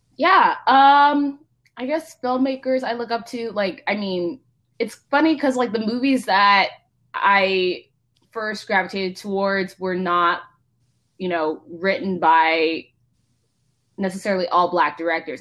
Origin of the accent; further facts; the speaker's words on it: Palo Alto, California, United States; also born or lived in Mountain View / Santa Clara; I was born at Stanford. Um, grew up in basically Palo Alto, Mountain View